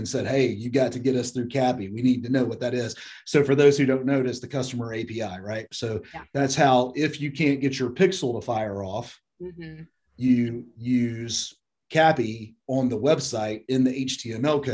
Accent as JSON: {"language": "English", "town": "Birmingham", "region": "Alabama", "country": "United States", "said": "we're both from Birmingham"}